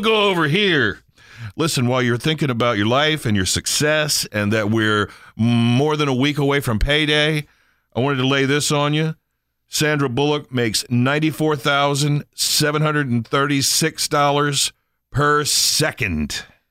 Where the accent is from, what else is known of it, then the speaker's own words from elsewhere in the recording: Eastern Shore, Maryland, United States; moved away; when I was growing up on the Eastern Shore